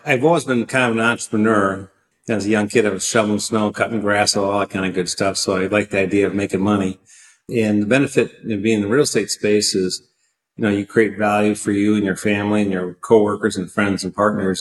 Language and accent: English; Wisconsin, United States; also born or lived in San Francisco, California; back in Milwaukee, Wisconsin, which is my hometown state